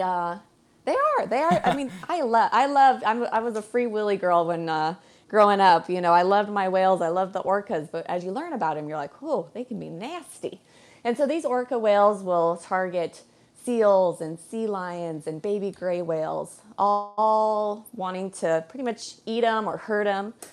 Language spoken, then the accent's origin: English; Colorado, United States; now in Hawaii, United States; I'm a Colorado girl, born and raised